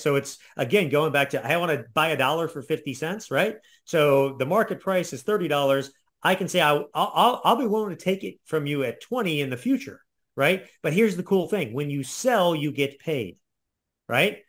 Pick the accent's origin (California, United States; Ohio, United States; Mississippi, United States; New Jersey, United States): Ohio, United States; I'm from Ohio, so we have, we're very flat